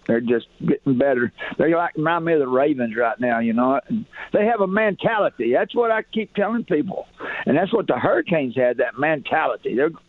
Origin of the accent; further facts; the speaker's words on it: Chattanooga, Tennessee, United States; now in Oklahoma, United States; I'm from the South, but I've been in Oklahoma for 50 years. I'm from Chattanooga, Tennessee.